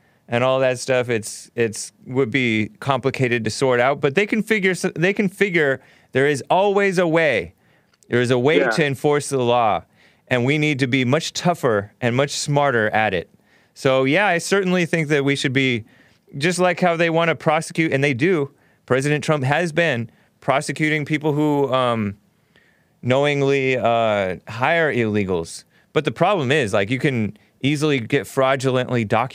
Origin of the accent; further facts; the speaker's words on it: El Monte, California, United States; I grew up in El Monte